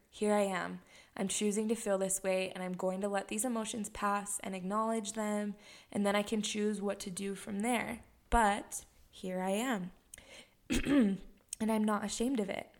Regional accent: Heber City, Utah, United States; also born or lived in Hawaii; I was born and raised in Heber City, Utah

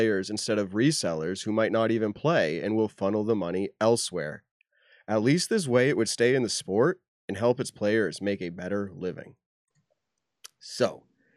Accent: New England, United States

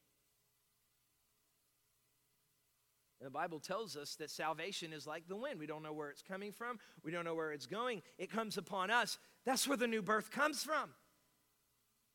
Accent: North Miami, Florida, United States; I'm from North Miami

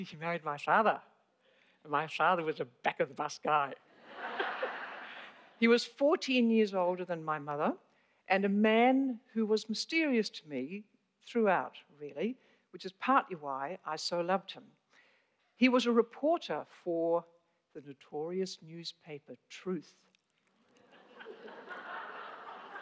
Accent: Palmerston North, Manawatū-Whanganui, New Zealand; moved away as an adult; now in Wellington, New Zealand; I come from Palmerston North

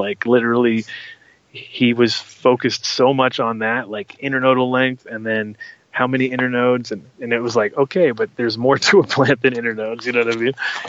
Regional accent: New York, United States; also born or lived in Rhode Island; So I'm from New York originally, but then later on when I was living with my grandmother, I kind of got a lot of friends around there, and I kind of forced my mom to move there at that time.

